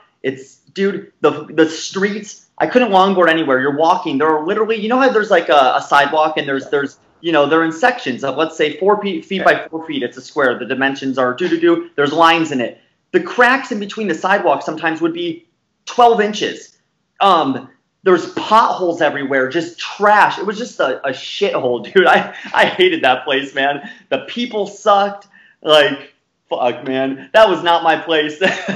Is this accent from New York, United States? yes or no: no; Arizona, United States; from the West, you know, I'm from Arizona, right next to California